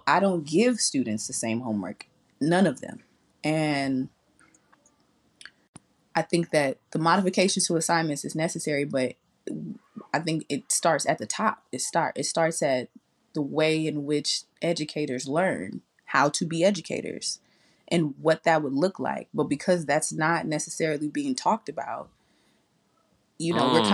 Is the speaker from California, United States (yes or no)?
yes; California, United States; we both Black, we grew up in California